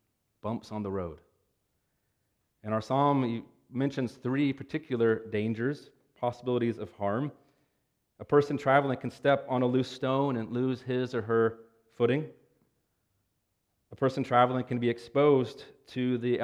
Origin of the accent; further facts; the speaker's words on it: Cincinnati, Ohio, United States; where I grew up in Cincinnati